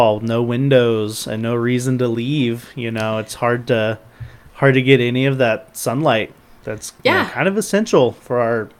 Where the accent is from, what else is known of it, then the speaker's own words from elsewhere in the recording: Midland, Texas, United States; now in Floresville, United States; We're both from Midland.